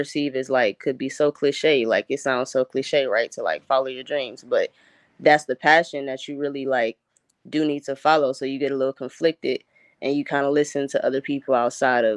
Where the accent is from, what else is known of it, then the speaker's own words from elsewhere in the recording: Cleveland, Ohio, United States; I'm from Cleveland, Ohio. Born and raised, went to St. Martin de Porres High School in Cleveland